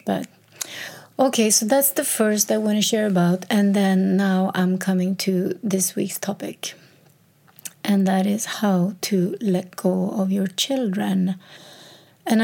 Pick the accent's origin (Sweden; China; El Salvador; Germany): Sweden; So she moved to a town, my birth town, my hometown, like 70 kilometers from Stockholm.